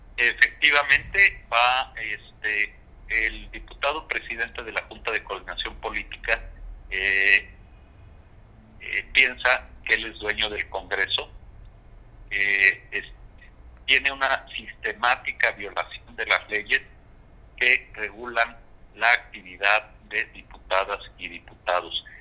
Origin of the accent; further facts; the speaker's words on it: Guerrero, Mexico; soy orgullosamente guerrerense, soy orgullosamente mexicano